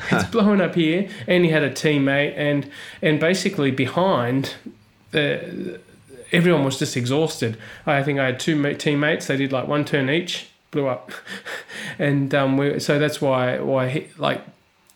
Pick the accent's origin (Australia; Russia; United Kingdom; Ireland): Australia; I was born in the desert in Australia